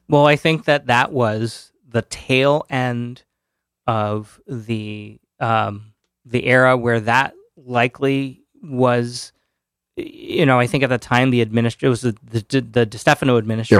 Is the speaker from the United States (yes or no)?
yes; Orange, Connecticut, United States; moved away as an adult; now in New Haven, United States; I grew up in Orange